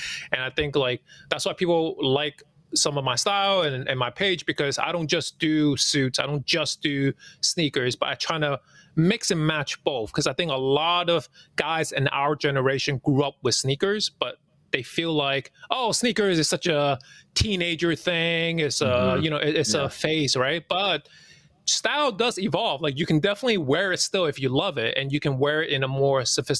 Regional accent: New York City, New York, United States; English is a second language; You know, as an immigrant growing up in New York City, you know, I didn't speak the language right away.

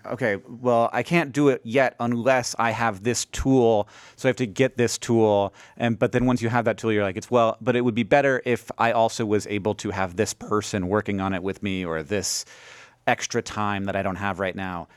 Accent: Orlando, Florida, United States; moved away as an adult; also born or lived in Alabama; now in Montana, United States; we moved, shortly moved to Orlando

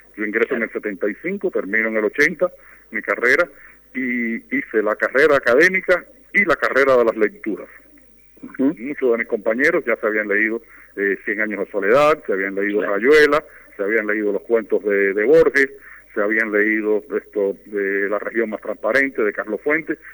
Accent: Cuba; born or raised there

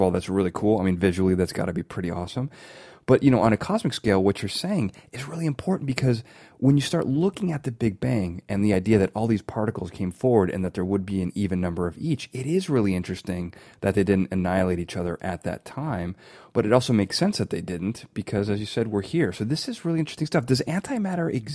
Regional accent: around Fermilab, Illinois, United States; I grew up around Fermilab

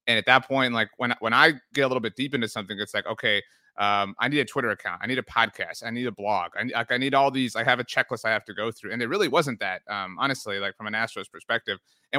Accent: Texas, United States; I'm from South Texas. I'm from the Rio Grande Valley.

